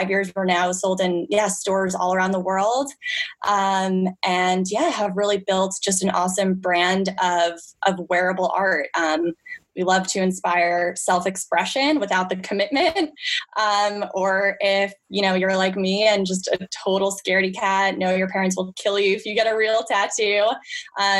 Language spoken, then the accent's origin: English; Long Island, New York, United States; moved away as an adult; also born or lived in Los Angeles, California; I grew up in Long Island, New York